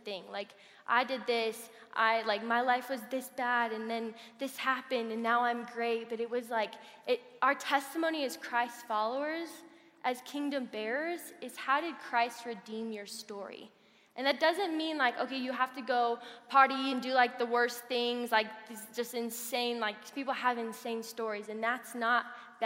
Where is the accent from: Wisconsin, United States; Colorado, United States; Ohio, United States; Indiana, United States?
Colorado, United States; Colorado Springs; also born or lived in Kansas; I grew up in Colorado Springs